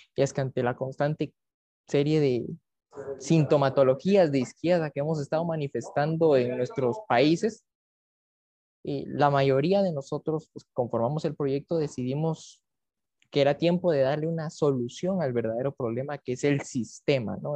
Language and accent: Spanish; Guatemala; como guatemalteco